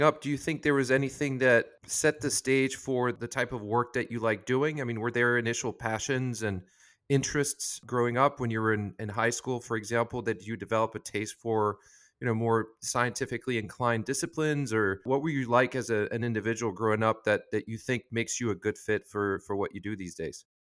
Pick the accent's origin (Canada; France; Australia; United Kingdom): France; I'm from France as well